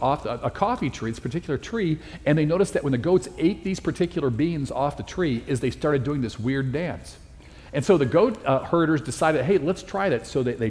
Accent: Chicago, Illinois, United States; moved away as an adult; also born or lived in Dallas, Texas; now in Phoenix, United States; I'm from Chicago. I spent my first 21 years in Chicago. My next 21 years I spent in Dallas, Texas, and I've been here in Phoenix, Arizona for the last 22 years.

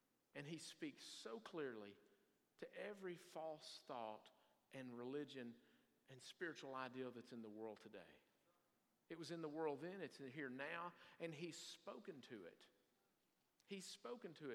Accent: Salmon, Idaho, United States; moved away; Pray for my hometown

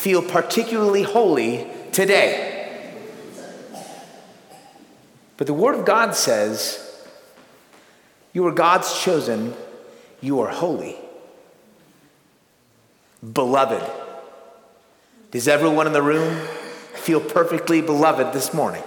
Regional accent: United States; I say this as an American

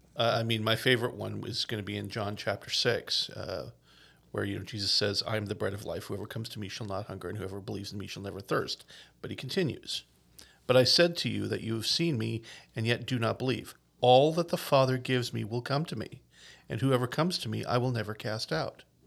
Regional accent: Newfoundland and Labrador, Canada; I am a traditional Newfoundlander. I'm from the Bay. I, you know, and, and until I was, like, in my twenties, I'd never really left Newfoundland

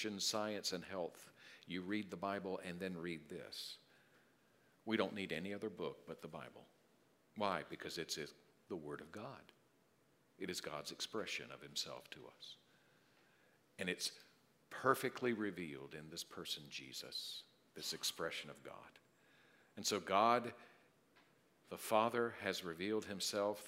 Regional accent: South Carolina, United States; When I was a little boy growing up in South Carolina, I lived on a road called Pocket Road

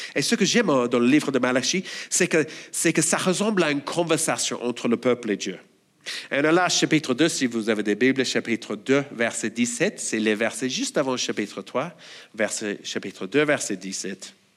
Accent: Australia; French is a second language; moved away as an adult; Je suis australien, et si vous avez du mal à comprendre mon accent, bon, désolé, je n'ai pas d'autre

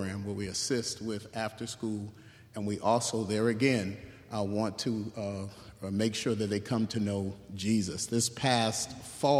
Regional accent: Hartford, Connecticut, United States; born and raised in Hartford, I am number 7 of 8 children

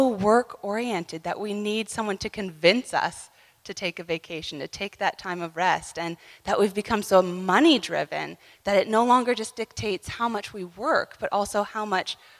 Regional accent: Ontario, Canada; we're from Ontario, Canada

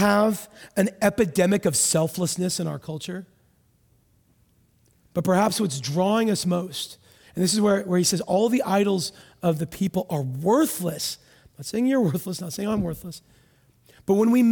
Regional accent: United States; I'm from America.

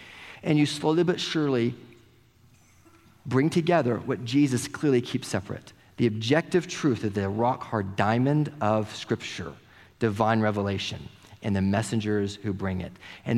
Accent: Oklahoma, United States; living and growing up in Oklahoma or in the South, like most of us did

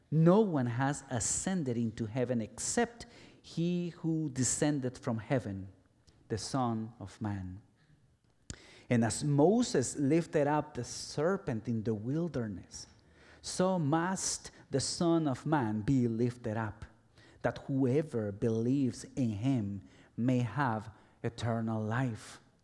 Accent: El Salvador; moved away as an adult; also born or lived in Guatemala / Guatemala City; Although I was born in Guatemala, I lived in El Salvador for nearly twenty years, almost all my life.

